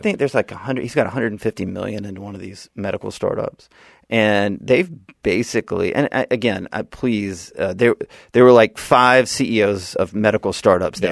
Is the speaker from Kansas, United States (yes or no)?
no; Birmingham, Alabama, United States; also born or lived in Washington, D.C.; now in Seaside, United States; I'm from Alabama